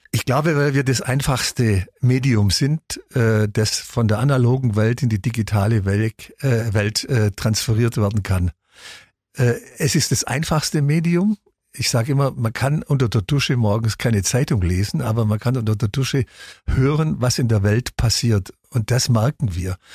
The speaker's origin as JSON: {"language": "German", "town": "Ulm", "region": "Baden-Württemberg", "country": "Germany", "tie": "born or raised there", "said": "Ich bin in Ulm aufgewachsen"}